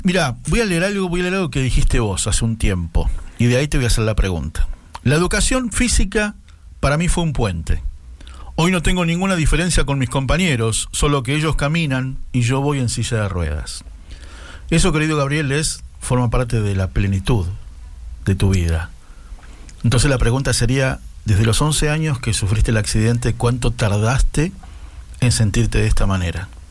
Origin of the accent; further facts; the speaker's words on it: Morón, Buenos Aires Province, Argentina; mi infancia porque yo vivía en Morón